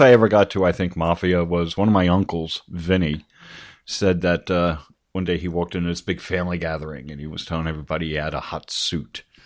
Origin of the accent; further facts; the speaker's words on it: Paramus, New Jersey, United States; I grew up in Paramus in Bergen County in northern New Jersey.